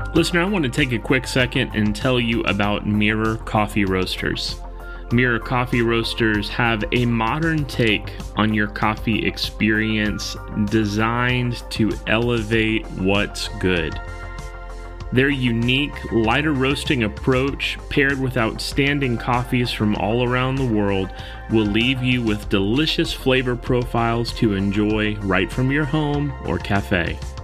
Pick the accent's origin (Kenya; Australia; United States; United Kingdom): United States; South Florida; by the time I got to high school, growing up in South Florida